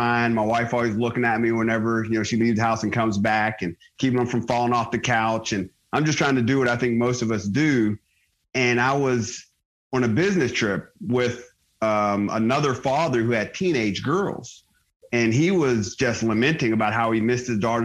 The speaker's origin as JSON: {"language": "English", "town": "Johnstown", "region": "Pennsylvania", "country": "United States", "tie": "born or raised there", "also_born_or_lived": "Pittsburgh, Pennsylvania / Georgia / Germany", "moved": "as an adult", "said": "I'm a Pennsylvania kid. I was born in Pittsburgh, grew up outside of a town called Johnstown"}